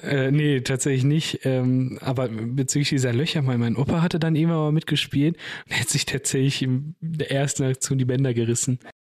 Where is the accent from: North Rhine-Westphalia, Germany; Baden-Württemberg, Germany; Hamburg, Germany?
North Rhine-Westphalia, Germany; Bochum; Ich bin größtenteils in Weidmar und Ehrenfeld dort aufgewachsen.